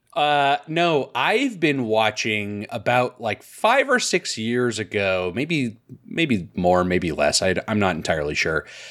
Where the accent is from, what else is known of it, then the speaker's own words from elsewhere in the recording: United States; as an American